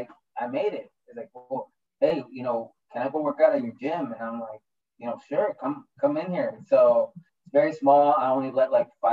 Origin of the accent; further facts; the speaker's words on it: Sunnyside, United States; moved away; I haven't lived in Sunnyside for 15 years now